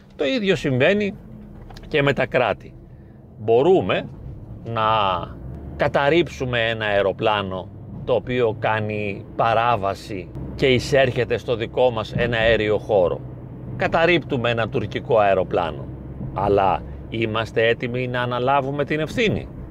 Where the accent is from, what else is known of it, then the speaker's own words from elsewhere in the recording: Greece; εμείς τώρα ως Έλληνες